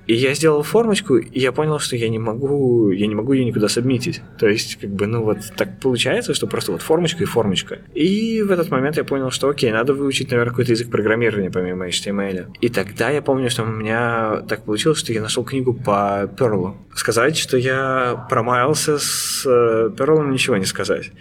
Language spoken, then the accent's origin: Russian; Khimki, Moscow Oblast, Russia; moved away as an adult; now in Amsterdam, Netherlands; я сам, ну, не из самой Москвы, я сам из Химок